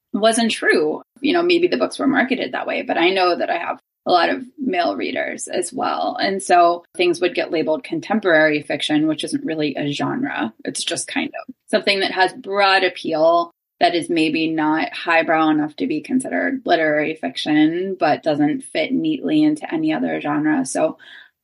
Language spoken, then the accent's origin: English; Pittsburgh, Pennsylvania, United States; moved away as an adult; also born or lived in Athens, Ohio; now in Cincinnati, United States; I live in Cincinnati now. I'm originally from Pittsburgh